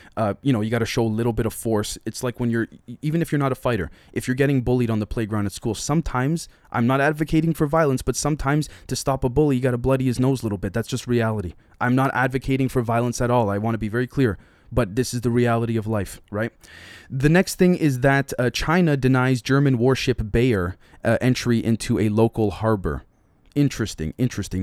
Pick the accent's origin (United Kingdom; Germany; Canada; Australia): Canada; I'm a Canadian citizen